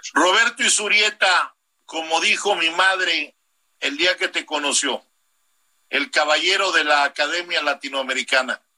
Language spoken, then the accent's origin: Spanish; Mexico; nosotros como mexicanos